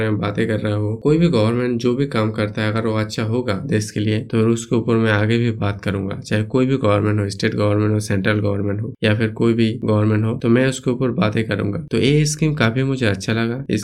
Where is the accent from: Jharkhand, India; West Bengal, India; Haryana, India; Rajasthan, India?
West Bengal, India; मैं basically waste Bengal से हूँ